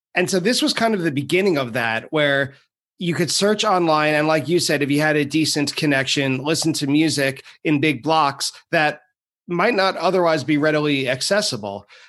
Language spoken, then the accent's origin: English; Long Island, New York, United States; I'm from Long Island